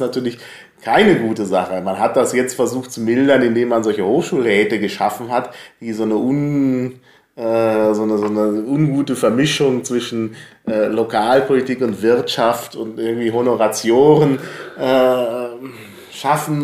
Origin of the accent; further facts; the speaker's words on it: North Rhine-Westphalia, Germany; moved away; also born or lived in Franconia, Bavaria; ich bin ja in Nordrhein-Westfalen zur Schule gegangen